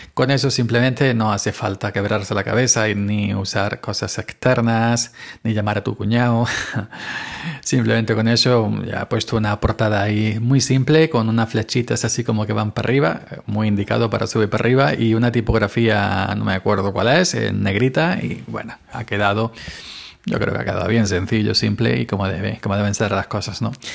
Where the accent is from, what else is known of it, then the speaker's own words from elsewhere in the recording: Granada, Andalusia, Spain; moved away; yo soy granaíno, ya sabéis. Así que desde aquí un abrazo, aunque no vivo en Granada, pero soy granadino